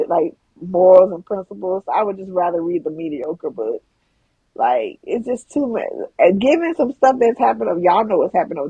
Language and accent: English; Georgia, United States; I'm from Georgia